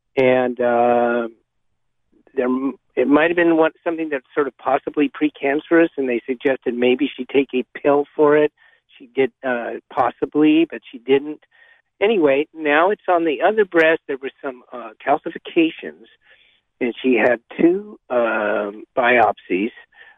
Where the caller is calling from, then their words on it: Monterey, California, United States; I'm calling from Monterey.